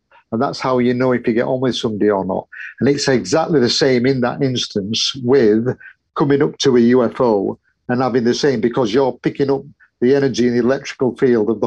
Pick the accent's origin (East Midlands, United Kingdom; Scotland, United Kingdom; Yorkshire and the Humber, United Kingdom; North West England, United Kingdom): Yorkshire and the Humber, United Kingdom; I'm a Yorkshireman